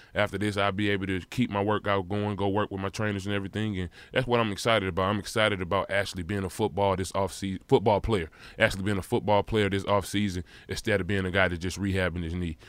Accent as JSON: {"language": "English", "town": "St. Louis", "region": "Missouri", "country": "United States", "tie": "born or raised there", "said": "it just made me tough as a kid growing up in Saint Louis, Missouri"}